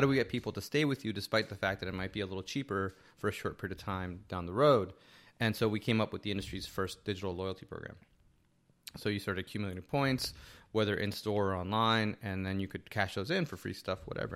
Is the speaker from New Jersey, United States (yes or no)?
yes; Hackensack, New Jersey, United States; I grew up in Hackensack, New Jersey